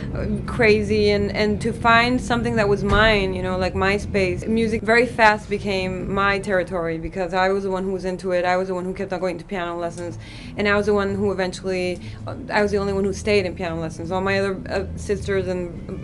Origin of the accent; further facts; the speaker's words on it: Tijuana, Baja California, Mexico; English is a second language; also born or lived in Long Beach; I was born in Long Beach, but I was raised in Tijuana.